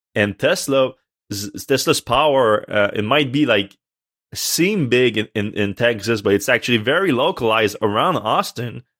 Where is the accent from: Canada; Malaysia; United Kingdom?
Canada; I'm Canadian